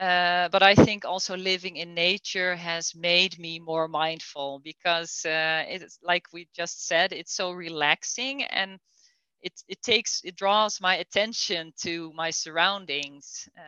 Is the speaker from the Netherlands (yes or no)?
yes; Netherlands; English is a second language; And it's not like I want to talk negative about Holland. I love my home country.